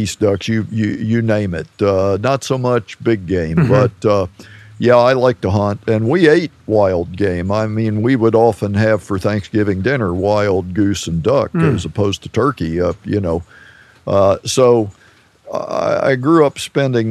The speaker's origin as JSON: {"language": "English", "town": "Federalsburg", "region": "Maryland", "country": "United States", "tie": "born or raised there", "said": "The Marshy Hope Creek, which was the river that flowed through my hometown, Federalsburg."}